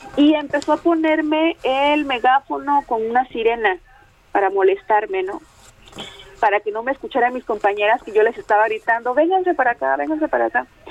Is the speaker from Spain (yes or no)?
no; Atoyac de Álvarez, Guerrero, Mexico; yo soy de Atoyac de Álvarez, de la Costa Grande de Guerrero